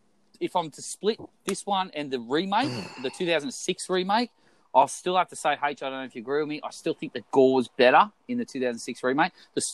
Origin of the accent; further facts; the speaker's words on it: Australia; Well, we don't know that because we're Australian.